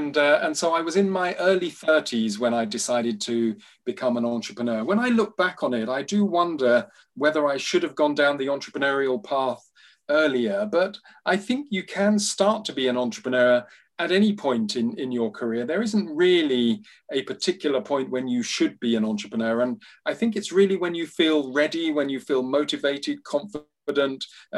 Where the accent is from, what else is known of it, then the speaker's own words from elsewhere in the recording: London, United Kingdom; also born or lived in Nigeria / Uganda; My story so far, so I grew up in London and Nigeria and Uganda.